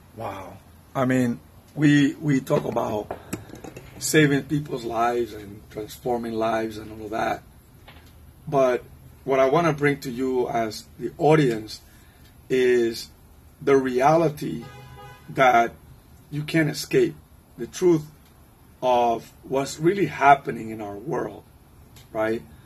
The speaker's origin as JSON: {"language": "English", "country": "Cuba", "second_language": "English", "moved": "yes", "lives_now": "Virginia, United States", "said": "I'm from Cuba, and so my Spanish and English get a little bit mixed up there sometimes."}